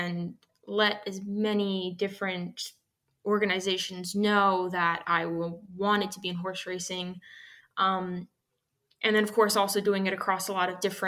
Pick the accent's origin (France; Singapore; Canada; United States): United States; San Diego, California; now in Tennessee, United States; I grew up in San Diego, California, grew up going to Del Mar